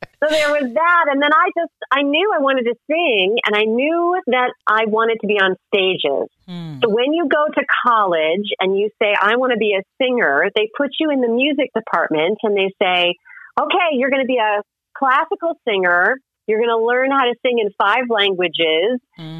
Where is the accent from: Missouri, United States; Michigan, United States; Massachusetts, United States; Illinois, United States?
Illinois, United States; now in New York, United States; I first moved to New York and I thought, oh, I'm making all this money because I came from Illinois, the middle of Midwest in the cornfield.